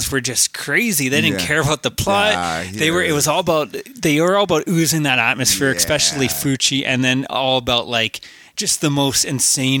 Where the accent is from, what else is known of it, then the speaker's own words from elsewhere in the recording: Canada; We are from Canada